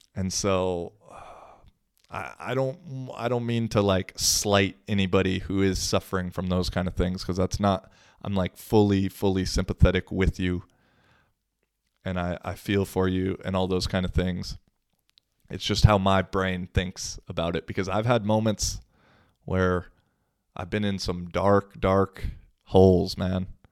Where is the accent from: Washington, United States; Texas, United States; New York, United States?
Washington, United States; moved away as an adult; now in Finland; Washington State, which is my home state